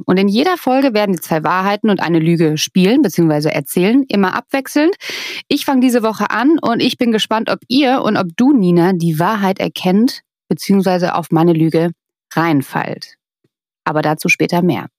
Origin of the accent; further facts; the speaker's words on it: Germany; Bei uns in Deutschland